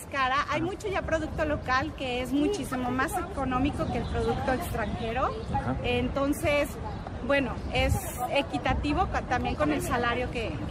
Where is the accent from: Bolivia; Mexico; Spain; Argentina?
Mexico; now in Qatar; las oportunidades sobre todo que tenemos como mexicanos aquí.